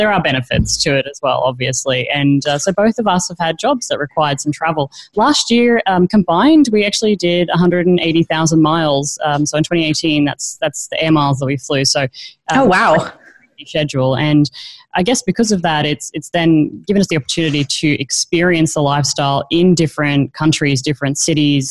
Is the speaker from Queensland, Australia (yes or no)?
yes; Queensland, Australia; moved away as an adult; now in Singapore; I grew up in Queensland in Australia